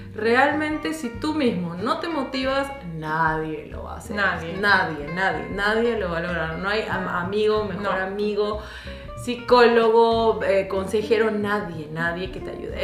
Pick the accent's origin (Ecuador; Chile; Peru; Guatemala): Peru; moved away as an adult; now in Germany; sí extraño mi patria